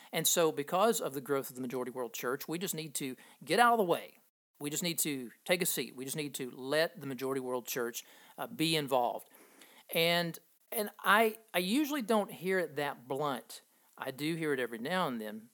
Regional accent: Appalachia in southeastern Kentucky, United States; growing up in Appalachia in southeastern Kentucky

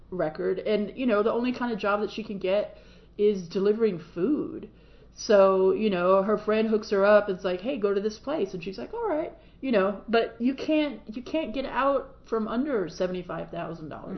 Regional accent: United States; I am an American and I live in this country

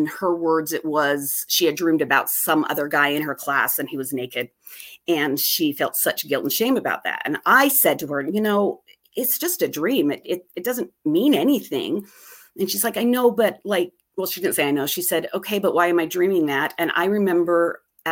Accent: Utah, United States; I grew up here in Utah

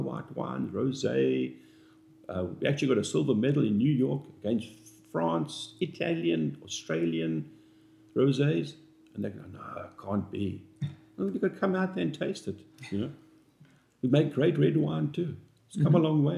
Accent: South Africa; moved away as an adult; now in North Carolina, United States; we grew up in South Africa where they've made wine for over 400 years

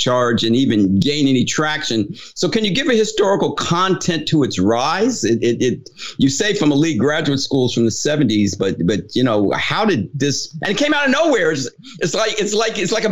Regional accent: New Jersey, United States; also born or lived in Ohio; I grew up in New Jersey

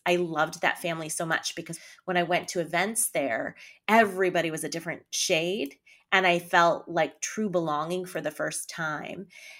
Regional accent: Canada; now in United States; I am Canadian, born in Canada.

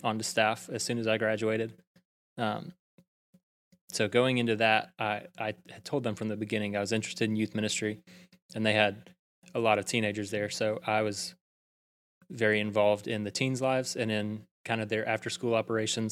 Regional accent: Prattville, Alabama, United States; now in Auburn, United States; I'm originally from Prattville, Alabama

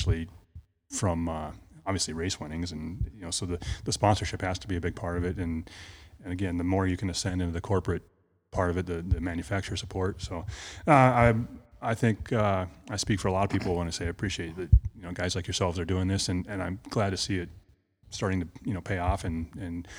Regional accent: Brainerd, Minnesota, United States; I'm from Brainerd

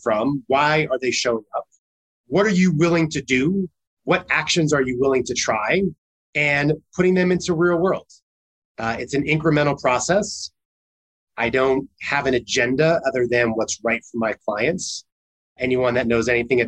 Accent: New York, United States; as a New Yorker

